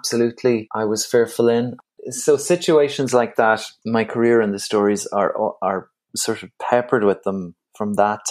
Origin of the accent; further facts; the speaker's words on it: Galway, Connacht, Ireland; accent: Irish; also born or lived in Dublin; now in Wicklow, Ireland; I'm born in Dublin, but I grew up in Galway, and now I'm living in Wicklow